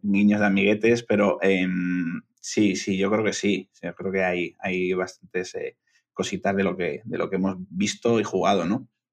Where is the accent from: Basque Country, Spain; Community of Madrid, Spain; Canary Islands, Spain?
Basque Country, Spain; Bilbao; yo soy de Bilbao, que estoy al norte